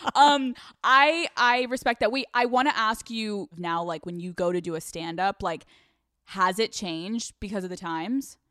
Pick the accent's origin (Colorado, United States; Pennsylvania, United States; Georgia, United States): Pennsylvania, United States; Newtown; I'm from Pennsylvania